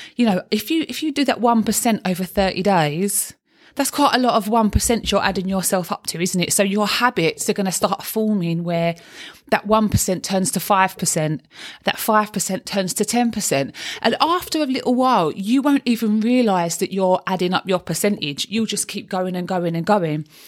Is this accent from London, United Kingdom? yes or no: yes; London, United Kingdom; accent: Cockney; I'm a Cockney